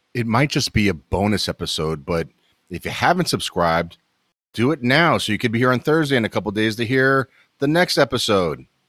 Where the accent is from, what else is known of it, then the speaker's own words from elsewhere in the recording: New York City, New York, United States; moved away as an adult; also born or lived in eastern North Carolina; now in North Carolina, United States; I'm born and raised in New York City